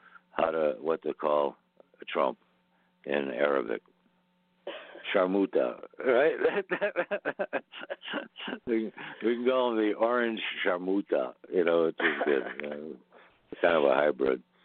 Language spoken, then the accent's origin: English; United States; I'm American, but I was born in America